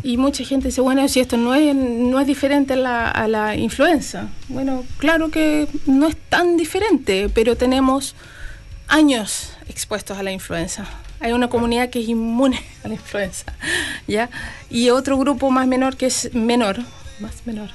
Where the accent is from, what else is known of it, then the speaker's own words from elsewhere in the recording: Chile; moved away as an adult; also born or lived in Canada / Australia; now in New Zealand; Partí Chile, me fui a Canadá, de Canadá volví a Chile, de Chile me fui a Australia y de Australia me vine a Nueva Zelanda